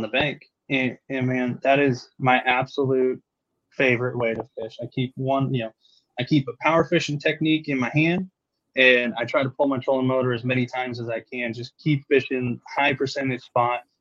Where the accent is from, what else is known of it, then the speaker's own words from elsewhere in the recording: California, United States; moved away; growing up on the West Coast